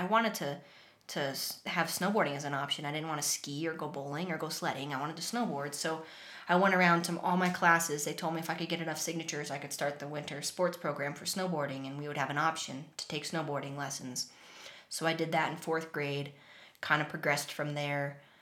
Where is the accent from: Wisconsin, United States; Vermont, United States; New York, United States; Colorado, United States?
Vermont, United States; that was my life growing up. I grew up upstairs from a pizza place